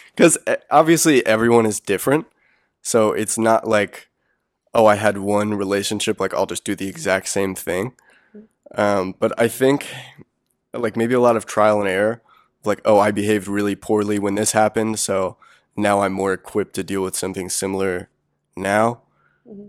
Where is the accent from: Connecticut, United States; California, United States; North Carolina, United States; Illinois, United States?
North Carolina, United States; Wilmington; now in Chapel Hill, United States; I'm from Wilmington.